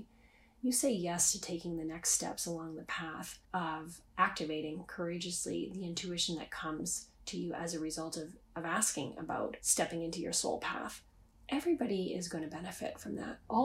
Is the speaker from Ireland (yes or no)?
no; Canada; I'm Canadian